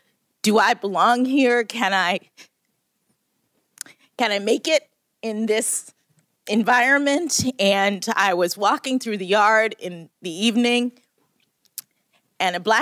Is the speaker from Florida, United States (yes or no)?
yes; Miami, Florida, United States; moved away as an adult; I'm from Miami, Florida